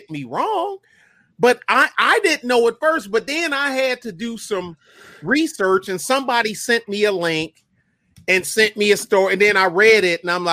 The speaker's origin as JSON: {"language": "English", "town": "Detroit", "region": "Michigan", "country": "United States", "said": "I was from Detroit"}